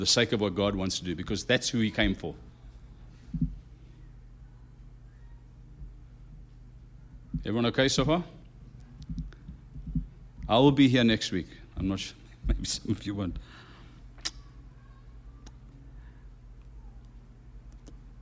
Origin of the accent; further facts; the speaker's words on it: Durban, KwaZulu-Natal, South Africa; now in United States; I was raised in Africa. And in Africa, we get a lot of snakes. If you ever go watch National Geographic, one of those shows, there's a show called Snake City. It's actually set in our city of Durban